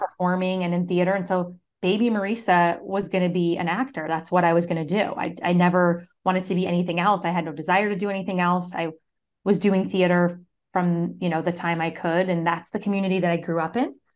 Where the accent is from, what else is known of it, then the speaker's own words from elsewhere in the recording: Syracuse, New York, United States; I grew up in Syracuse, New York